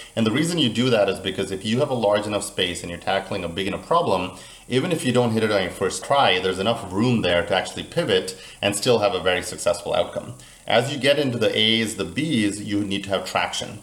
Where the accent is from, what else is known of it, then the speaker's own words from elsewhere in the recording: Central Florida, United States; now in Miami, United States; I'm actually originally from Florida, but more Central Florida